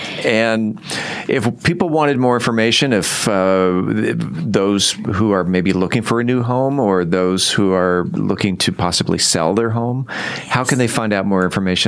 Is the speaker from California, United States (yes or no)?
yes; California, United States; moved away as an adult; now in Mansfield, United States; So I moved here in 2004. But yes, I'm from California, and I feel that I'm pretty deeply rooted in Mansfield.